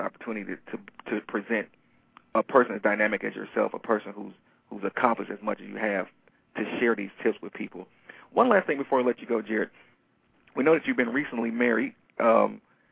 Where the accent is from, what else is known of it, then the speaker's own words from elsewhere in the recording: Detroit, Michigan, United States; I'm from Detroit, Michigan